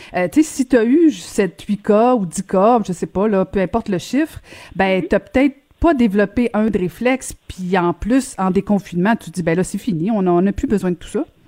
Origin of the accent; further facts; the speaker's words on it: Quebec, Canada; les Québécois